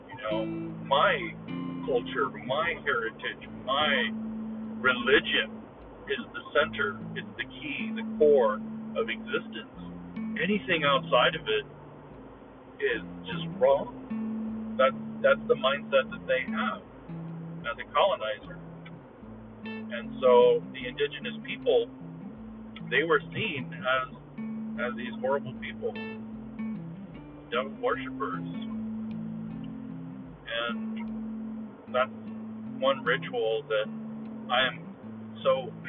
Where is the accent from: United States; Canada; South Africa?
United States; I honestly have this conflicted feeling of being an American and being a Mexican heritage